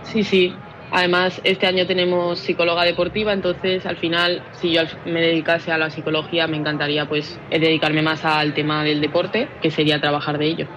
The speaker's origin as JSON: {"language": "Spanish", "town": "Palma", "region": "Balearic Islands", "country": "Spain", "said": "soy de Palma"}